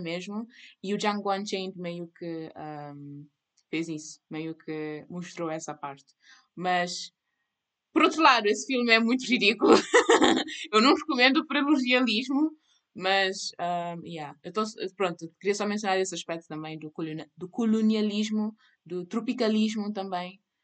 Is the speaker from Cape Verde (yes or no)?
yes; Cape Verde; eu sou cabo-verdiana